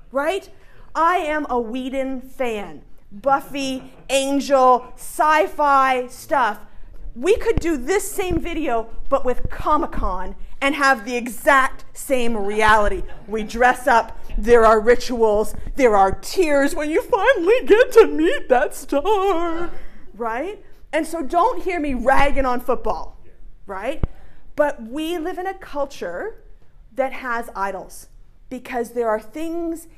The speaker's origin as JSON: {"language": "English", "country": "Canada", "also_born_or_lived": "Saskatchewan", "moved": "as an adult", "lives_now": "Clemson, United States", "said": "me being a Canadian"}